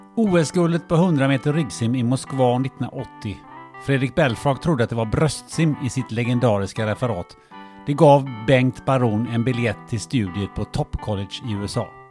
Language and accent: Swedish; Sweden; jag är född, också född i Sverige